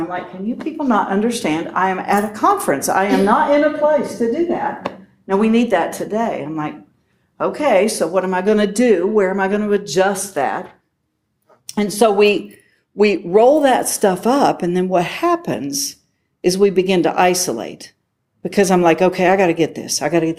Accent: West Virginia, United States; I'm from West Virginia.

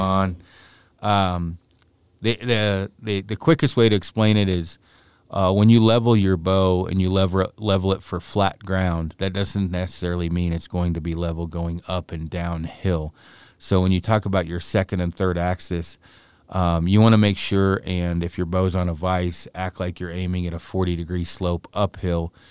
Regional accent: Oregon, United States; I'm from Oregon

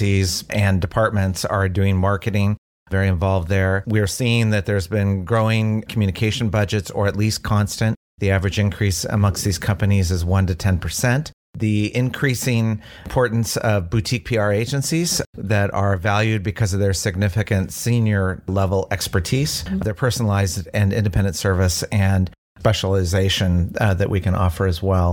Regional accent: Oregon, United States; I'm a native Oregonian

